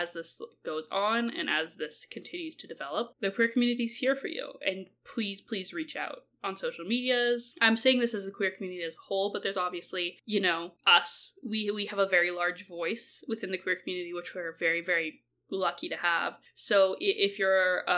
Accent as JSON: {"language": "English", "country": "Canada", "said": "we're Canadian"}